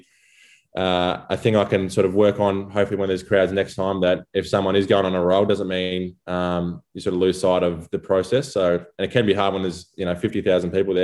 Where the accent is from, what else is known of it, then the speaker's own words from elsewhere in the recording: Gippsland, Victoria, Australia; As I was growing up in Gippsland